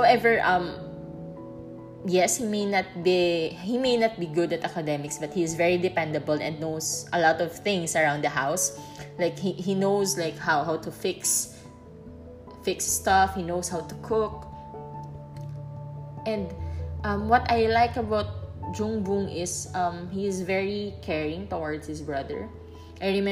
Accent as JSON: {"language": "English", "country": "Philippines", "moved": "as an adult", "said": "I'm from the Philippines"}